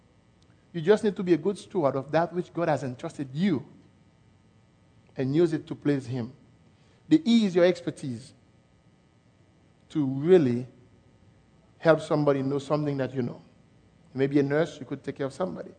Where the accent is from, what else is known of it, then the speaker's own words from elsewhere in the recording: Haiti; accent: French; English is a second language; I was born in Haiti